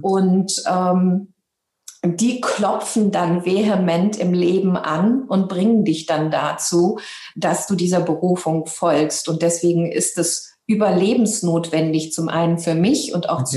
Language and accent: German; Hanau, Hesse, Germany; first language German; also born or lived in Libya / Frankfurt am Main / Italy / England; ich bin ähm, in Libyen geboren, habe, äh, habe eben auch eine deutsche Mama. Deswegen ist das eben auch meine Muttersprache und es hat mich eben auch in dieses Land geführt. Ähm, wir sind damals halt eben auch geflüchtet und ich habe dann meine Jugend ähm, und eben auch mein Abitur in Hanau gemacht, in Hessen